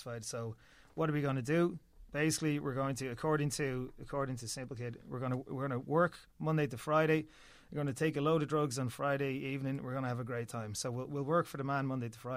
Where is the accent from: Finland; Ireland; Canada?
Ireland